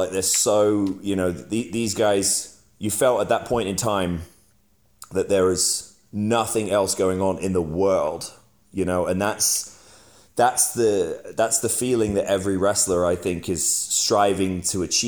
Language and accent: English; England, United Kingdom; I'm English. I grew up in England.